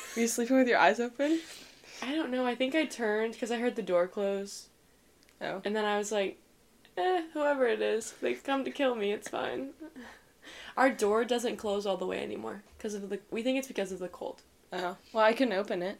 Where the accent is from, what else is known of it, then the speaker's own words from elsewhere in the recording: Shawnee, Kansas, United States; I'm from Shawnee, Kansas, which is an hour from Benedictine